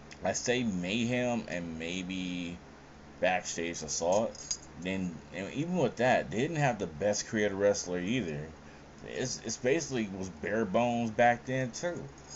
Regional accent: San Francisco, California, United States; Oh, I'm from San Francisco.

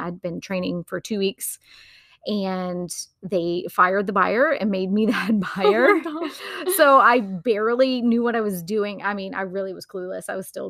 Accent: Wilmington, United States; And I was back in my hometown and feeling like I had no idea what I was doing with my life. There really wasn't much opportunity in Wilmington at the time.

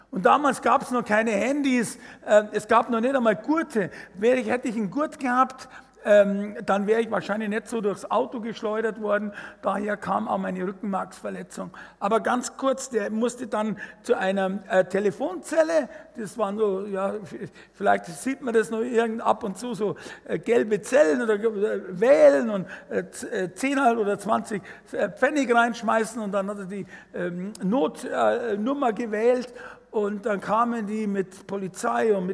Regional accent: Fürstenfeldbruck, Bavaria, Germany; Okay, also ich bin aufgewachsen in Fürstenverbruck, das ist so 20 Kilometer westlich von München, zwischen Augsburg und München.

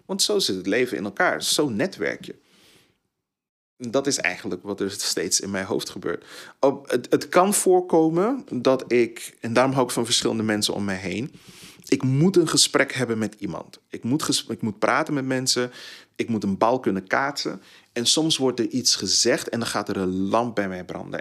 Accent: Tilburg, North Brabant, Netherlands; also born or lived in Suriname; Ik kom uit Tilburg. Ik heb daar 20 jaar, 23 jaar gewoond

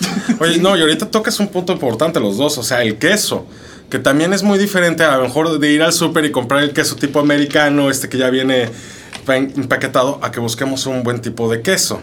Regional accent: Mexico City, Mexico; yo como soy chilango

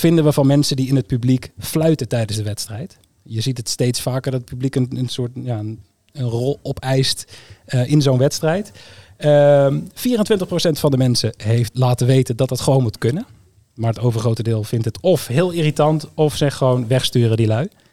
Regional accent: Groningen, Netherlands; also born or lived in Eindhoven region (North Brabant); now in North Brabant, Netherlands; Ik ben niet per se iemand uit de regio. Tegenwoordig wel, maar ik kom oorspronkelijk uit Groningen.

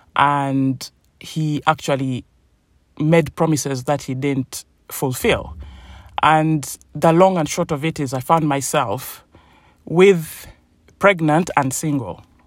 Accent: Uganda; also born or lived in England; now in United Kingdom; I was born in Uganda, a place in Africa, in East Africa, beautiful country, um, tropical weather and my family moved over to the United Kingdom, to England. And so when my mom died, I moved over as well.

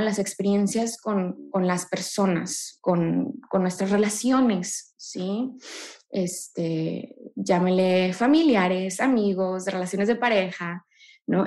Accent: Monterrey, Nuevo León, Mexico; Yo soy aquí orgullosamente regia

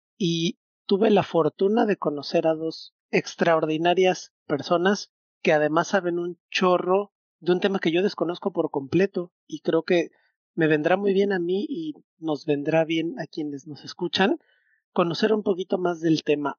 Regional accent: Mexico City, Mexico; now in Mérida, Mexico; Yo crecí en un departamento en Ciudad de México

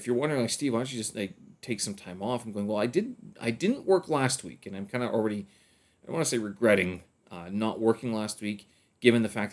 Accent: Winnipeg, Manitoba, Canada; now in China; once I get back to Winnipeg

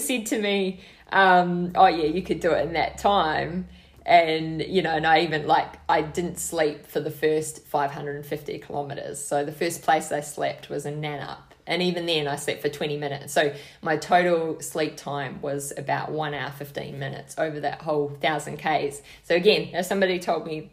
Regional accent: Hokitika, West Coast, New Zealand; moved away as an adult; now in Australia; I grew up in Hokitika, which is a tiny town on the west coast of the South Island

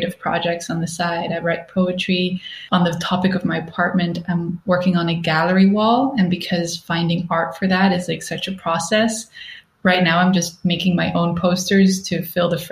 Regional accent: Netherlands; moved away as an adult; also born or lived in Stockholm, Sweden; now in Berlin, Germany; I'm originally from the Netherlands

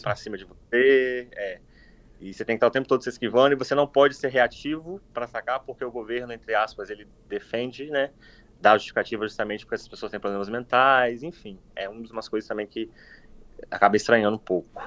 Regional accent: Cachoeiro de Itapemirim, Espírito Santo, Brazil; moved away as an adult; also born or lived in Vitória, Brazil; now in Toronto, Canada; Eu sou natural de Cachoeiro, Chapemerim, é, nascido e criado em Cachoeiro

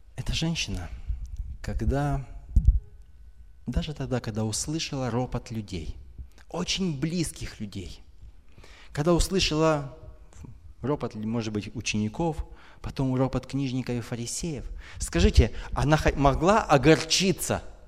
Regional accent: Donetsk, Donetsk Oblast, Ukraine; now in Kyiv, Ukraine; Я вообще родом из Донецка.

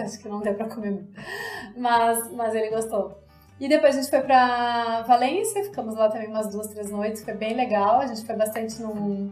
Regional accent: Brazil; sendo brasileiros

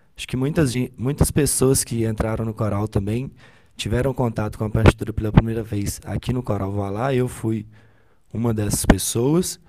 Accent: Ubaporanga, Minas Gerais, Brazil; moved away as an adult; now in Viçosa, Brazil; eu nasci em Ubaporanga, uma cidade muito pequenininha, aqui em Minas Gerais

